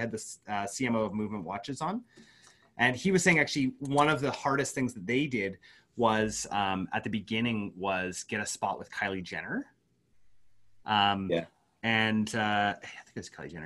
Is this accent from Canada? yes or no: yes; Canada; I'm Canadian